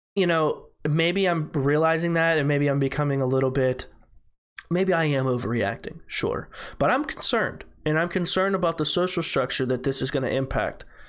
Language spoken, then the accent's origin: English; United States; I'm American